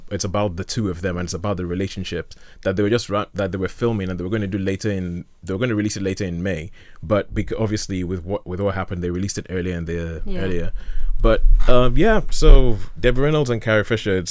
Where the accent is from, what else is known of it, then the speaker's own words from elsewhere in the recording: Nigeria; I'm Nigerian, and we have a respect for age where we come from